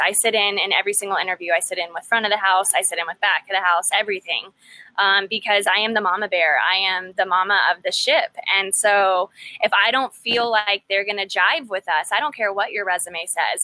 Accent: College Station, Texas, United States; moved away; also born or lived in Fort Worth, Texas / Yosemite National Park, California; I'm from College Station, Texas, which not many people know

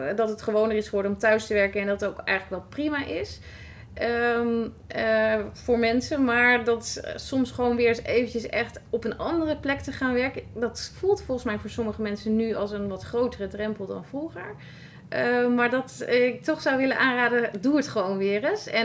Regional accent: Raalte, Overijssel, Netherlands; want ik kom zelf natuurlijk uit Raalte.

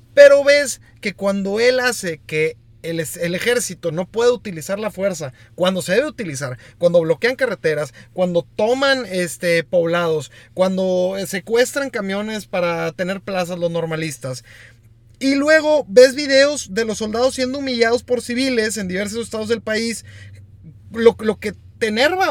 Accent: Mexico; como mexicanos

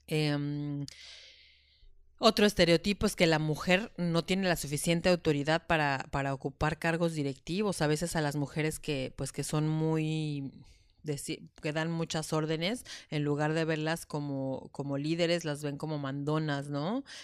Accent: Madrid, Community of Madrid, Spain; born there; Yo nací en Madrid.

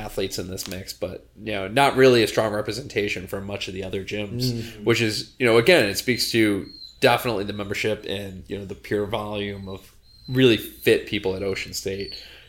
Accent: upstate New York, United States; now in Rhode Island, United States; I'm actually from upstate New York, and I joke with her because I'm from further north than she actually is.

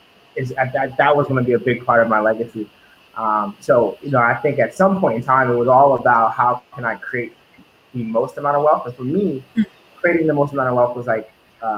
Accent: Baltimore, Maryland, United States; growing up in Baltimore

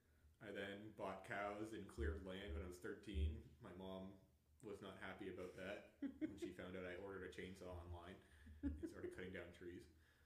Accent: Little Compton, Rhode Island, United States; I'm from Little Compton, Rhode Island. I've lived there my whole life.

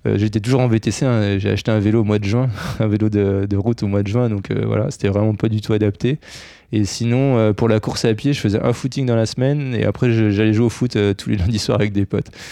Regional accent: near Bordeaux, Nouvelle-Aquitaine, France; Dans le sud-ouest, parce que je viens de pas loin de Bordeaux

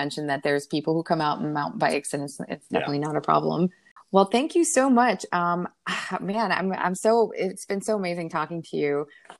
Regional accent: Pennsylvania, United States; also born or lived in New York / District of Columbia; now in Florida, United States; I grew up north in Pennsylvania and New York and DC areas. And when I moved down here, I really realized the critters here are fairly large.

